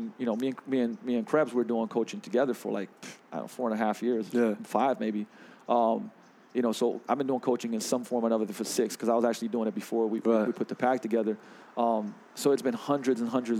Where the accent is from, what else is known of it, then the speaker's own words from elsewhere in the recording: Slovenia; also born or lived in London; I grew up in, like, you know, I was born in 81 in Yugoslavia, socialism, right? And I moved to London for a while